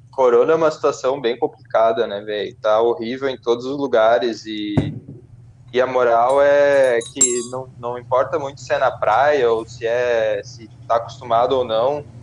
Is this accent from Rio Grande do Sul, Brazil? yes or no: yes; Porto Alegre, Rio Grande do Sul, Brazil; a gente é do Rio Grande do Sul, Porto Alegre, né?